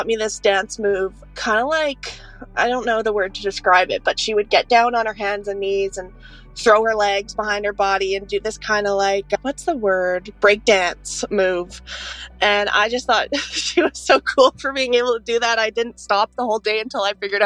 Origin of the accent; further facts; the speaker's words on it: Parksville, British Columbia, Canada; I'm 22 years old. I'm originally from Parksville